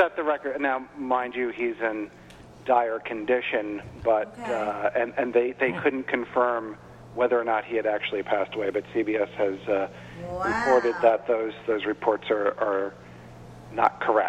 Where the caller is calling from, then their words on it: New York, United States; I'm calling from New York.